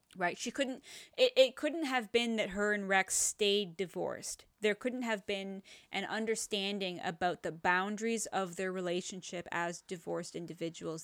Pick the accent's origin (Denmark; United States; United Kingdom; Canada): Canada; we're Canadian